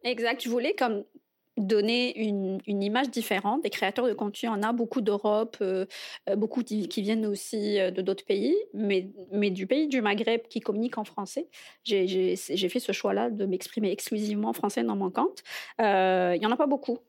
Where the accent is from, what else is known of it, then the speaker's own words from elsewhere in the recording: Algiers, Algiers Province, Algeria; moved away as an adult; now in Montreal, Canada; ça va faire cinq ans que je suis à Montréal. je viens d'Alger